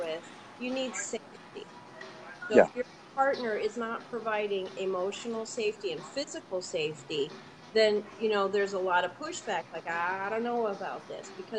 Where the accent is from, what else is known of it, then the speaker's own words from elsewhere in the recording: Atlanta, Georgia, United States; Atlanta, I come from Atlanta